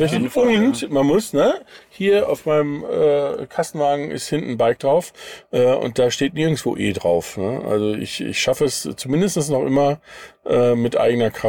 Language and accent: German; North Rhine-Westphalia, Germany; ich komme aus dem Sauerland, aber mein Vater war Berufssoldat und ich bin mein Leben lang durch die Weltgeschichte gezogen.